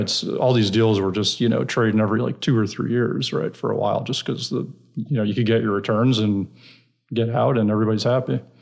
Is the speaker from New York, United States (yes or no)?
yes; New York City, New York, United States; moved away as an adult; also born or lived in Iowa / San Francisco; now in Texas, United States; I'm originally from New York, New York City, Brooklyn